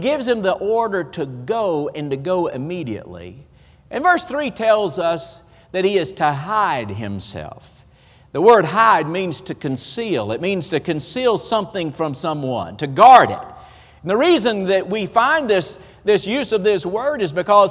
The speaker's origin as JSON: {"language": "English", "region": "the South", "country": "United States", "accent": "Southern", "said": "we're from the South, and you know, we talk a little different."}